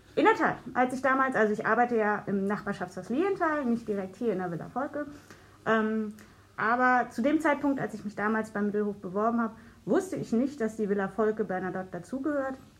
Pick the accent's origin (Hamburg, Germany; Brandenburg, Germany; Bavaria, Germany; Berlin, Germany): Berlin, Germany; ich habe als Kind im Jungfernstieg gewohnt